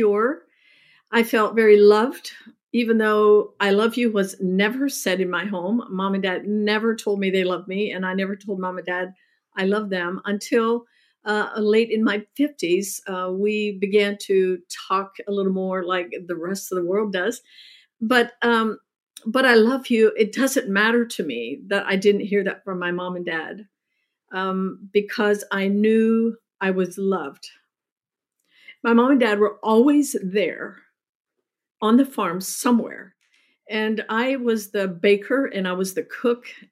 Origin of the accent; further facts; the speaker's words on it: Lancaster County, Pennsylvania, United States; I grew up in Lancaster County, Pennsylvania, which is an Amish culture